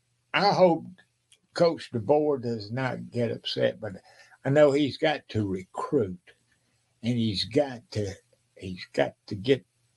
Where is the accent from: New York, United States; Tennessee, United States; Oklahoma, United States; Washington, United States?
Washington, United States; I said, no. I'm from Washington.